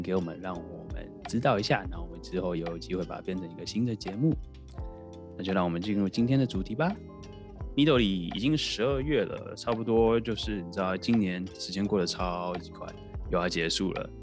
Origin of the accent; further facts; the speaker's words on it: Taiwan; now in Japan; 这是两个台湾人住在国外